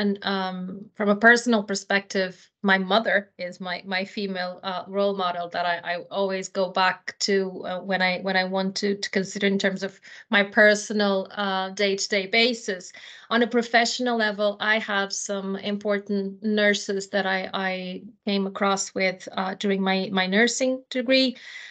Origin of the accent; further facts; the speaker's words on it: Portugal; moved away as an adult; now in Ireland; I come from Portugal myself